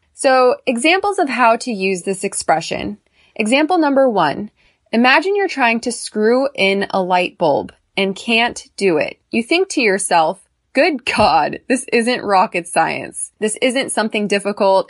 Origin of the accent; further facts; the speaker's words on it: United States; I'm American. I'm a female and I'm tall.